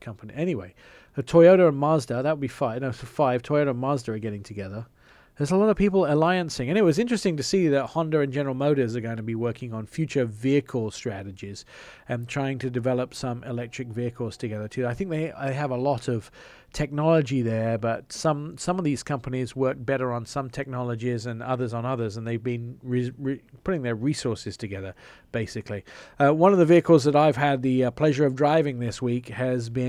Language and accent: English; England, United Kingdom; accent: English; moved away; my English accent